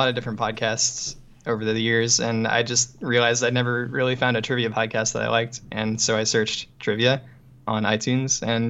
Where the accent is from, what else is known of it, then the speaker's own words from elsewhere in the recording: Alabama, United States; I'm from Alabama, born and raised